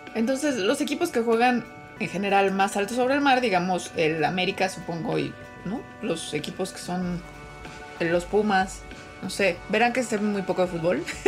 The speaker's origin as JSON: {"language": "Spanish", "country": "Mexico", "said": "siendo mexicana"}